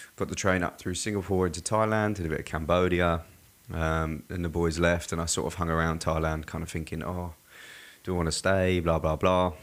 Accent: Surrey, South East England, United Kingdom; now in Australia; I was born and raised in England. Mm-hmm. Um, yeah, in like a place called Surrey, so it's like south of London by about 45 minutes

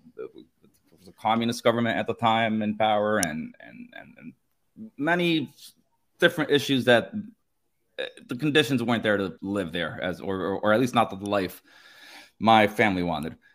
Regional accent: Nicaragua; first language Spanish; English is a second language; now in Miami, United States; I'm from Nicaragua, and at least that's where I grew up, and that's where my family's from

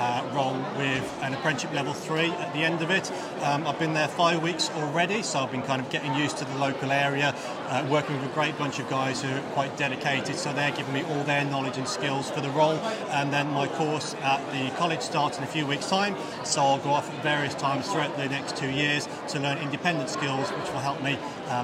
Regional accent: the Black Country, West Midlands, United Kingdom; I'm from the Black Country anyway, so I kind of know a little bit about the local area

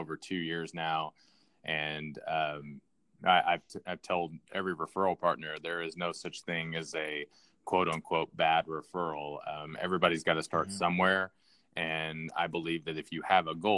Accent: Southwest Missouri, United States; I grew up in the Southwest Missouri area

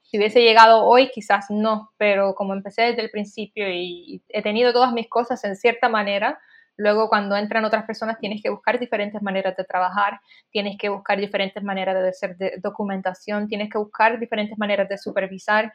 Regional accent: Puerto Rico; moved away; Yo soy de Puerto Rico

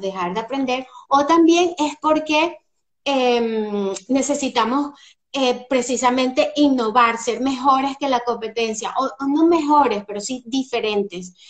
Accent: Venezuela; moved away as an adult; also born or lived in Spain / England; now in Scotland, United Kingdom; Soy venezolana, y bueno, después de un largo peregrinaje por varios países, entre ellos España, Inglaterra

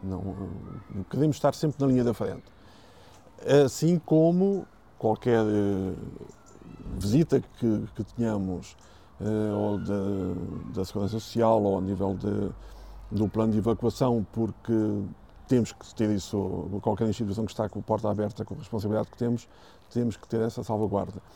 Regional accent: Sintra, Lisbon, Portugal; a zona de Lisboa, Sintra, que nós temos aqui, eh, tenho muito orgulho na minha terra

